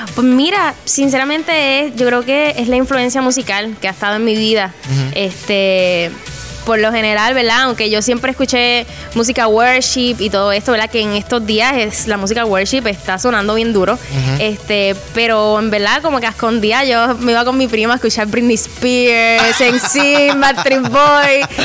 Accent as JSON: {"language": "Spanish", "country": "Puerto Rico", "said": "aquí en Puerto Rico"}